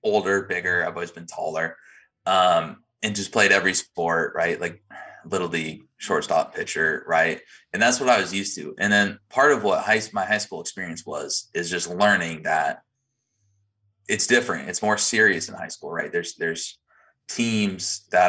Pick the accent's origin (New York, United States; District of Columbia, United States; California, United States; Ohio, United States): California, United States; Santa Barbara; I grew up in Santa Barbara, same town as Nick.